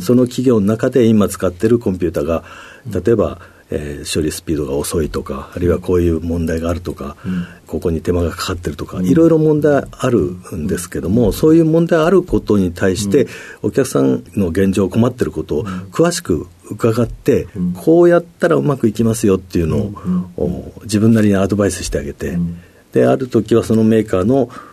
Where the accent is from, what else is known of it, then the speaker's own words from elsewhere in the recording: Tokamachi, Niigata, Japan; 新潟県 十日町市というえー、ところでございます